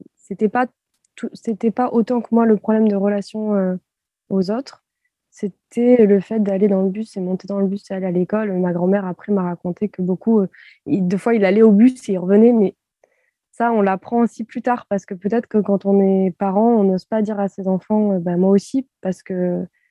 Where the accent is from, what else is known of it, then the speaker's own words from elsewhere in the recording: France; en tant que Française